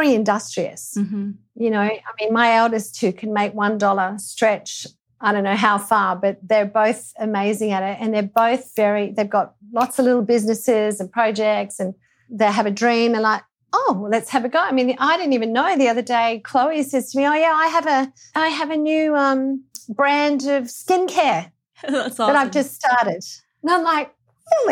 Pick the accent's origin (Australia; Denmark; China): Australia; growing up in Australia